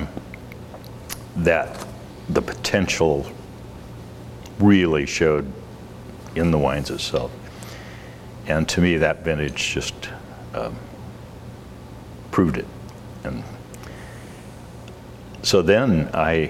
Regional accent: Portland, Oregon, United States; I was from Portland

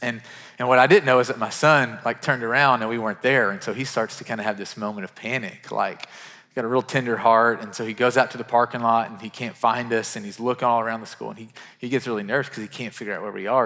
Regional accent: Murray, Kentucky, United States; now in Nashville, United States; Murray, Kentucky, which is my hometown

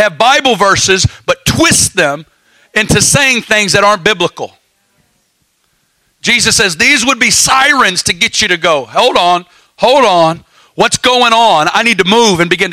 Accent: the South, United States; now in Kansas City, United States; I'm from the South

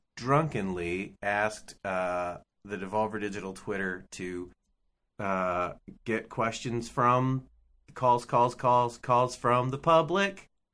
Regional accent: United States; as an American

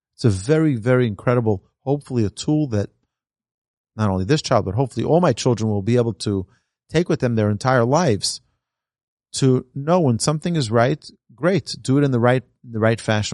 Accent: New York City, New York, United States; Growing up in Brooklyn, we were recipients of a lot of abuse

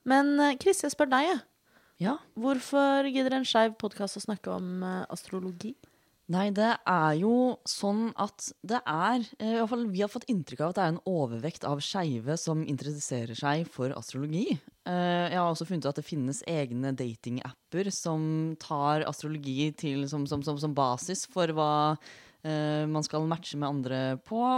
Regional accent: Oslo, Norway; jeg bruker hen-pronomen, og jeg er født og oppvokst i Oslo.

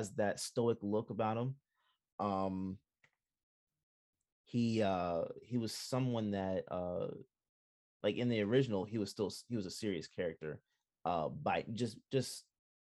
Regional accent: Jamaica; I'm Jamaican

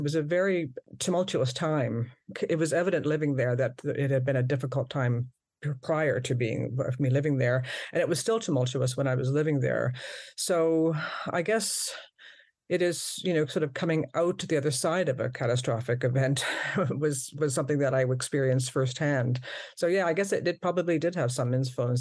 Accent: Moncton, New Brunswick, Canada; moved away as an adult; also born or lived in Ontario / Poland; I'm from New Brunswick. I come from a sort of small city, Moncton, originally.

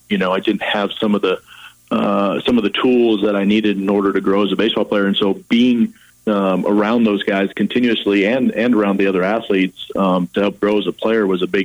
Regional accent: Montana, United States; moved away as an adult; now in Texas, United States; growing up in Montana

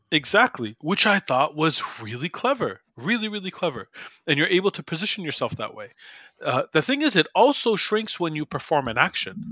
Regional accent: Montreal, Quebec, Canada; my hometown

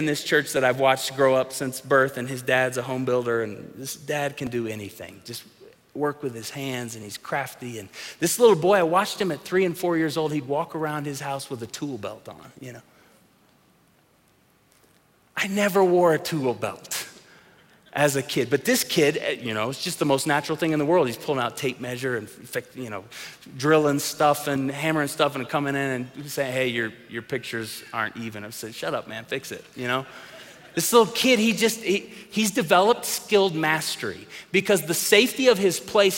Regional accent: Tulsa, Oklahoma, United States; growing up in the church that we grew up in Tulsa, Oklahoma

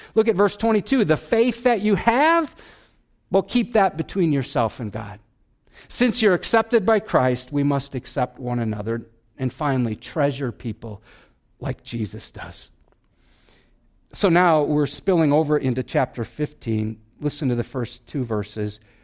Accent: Wisconsin, United States; I'm from Wisconsin.

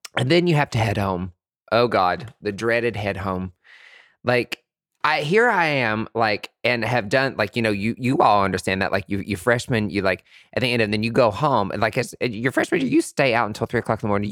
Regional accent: East Tennessee, United States; also born or lived in Nashville, Tennessee; Growing up in East Tennessee, we only had, like, white folks.

